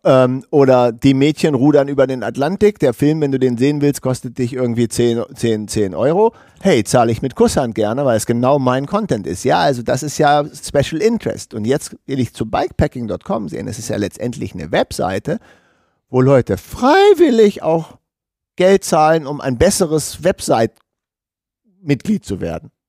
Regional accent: Germany; wir sind ja immer als Deutsche

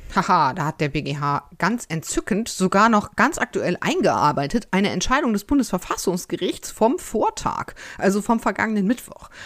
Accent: North Rhine-Westphalia, Germany; aus meinem Heimatland

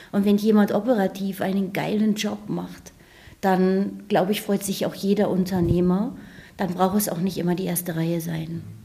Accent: near Northeim, Lower Saxony, Germany; also born or lived in Northeim; Ich bin in Nordheim tatsächlich geboren, bin aber in einem Nachbarort mal aufgewachsen

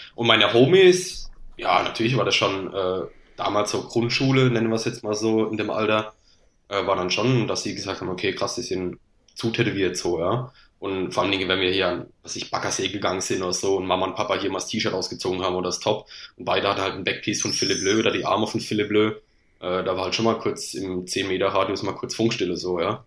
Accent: Landau, Rhineland-Palatinate, Germany; ich komme aus Landau in der Pfalz, bei Karlsruhe Mannheim die Ecke

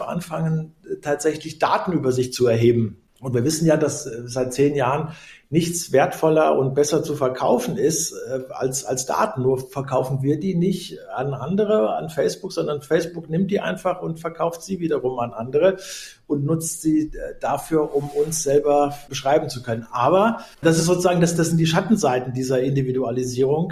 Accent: Germany; ich komme aus der Nähe des Westerwalds

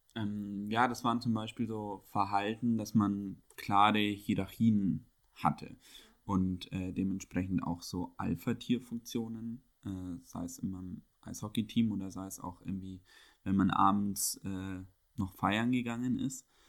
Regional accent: Bavaria, Germany; moved away as an adult; also born or lived in Munich; now in Berlin, Germany; Ich bin ja in Bayern auch groß geworden

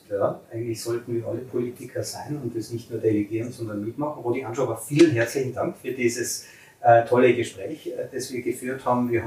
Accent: St. Johann in Tirol, Tyrol, Austria; wir waren heute in der schönen Postbar in meiner Heimatgemeinde St. Johann in Tirol

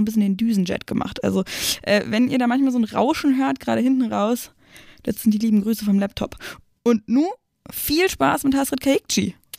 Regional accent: outskirts of Berlin, Brandenburg, Germany; ich komme aus dem Umland von Berlin und bin auch immer mit Absicht dann auch, als ich in Berlin gewohnt habe, immer rausgezogen

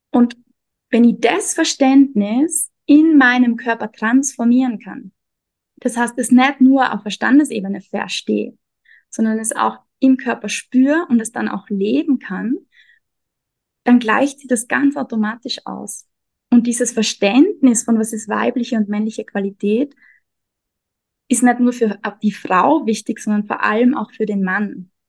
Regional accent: Austria; also born or lived in Vienna; now in Mexico; Ich komme aus Österreich, habe lange in Wien gelebt und lebe jetzt gerade seit einem Jahr ungefähr in Mexiko.

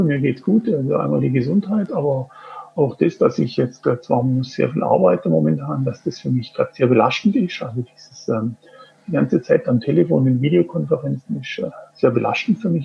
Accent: Singen, Baden-Württemberg, Germany; moved away as an adult; now in Switzerland; ich bin geboren in Singen am Hohenwil. Das ist ein Ort im Süden Deutschlands, Baden-Württemberg, in Nähe vom Bodensee, kurz vor der Schweizer Grenze.

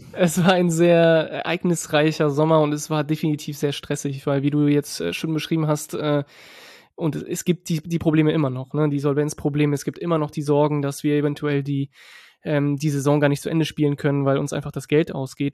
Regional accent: Berlin, Germany; also born or lived in France; ursprünglich aus Frankreich, in Berlin dann äh, groß geworden als, als Franzose

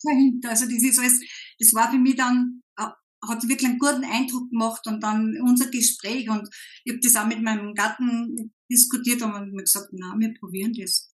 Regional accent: Upper Austria, Austria; komme aus Oberösterreich

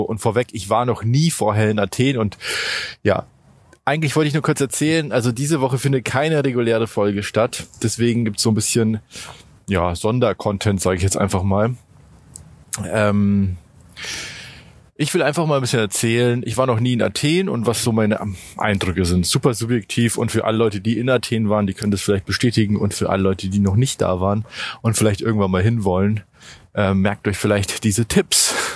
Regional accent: Germany; für uns zumindest als Deutsche

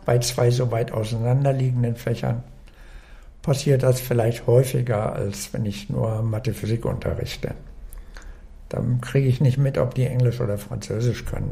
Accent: Braunschweig, Lower Saxony, Germany; moved away as an adult; also born or lived in Leipzig / Berlin; now in Bremen, Germany; dann in Braunschweig zur Schule gegangen und Studium gemacht

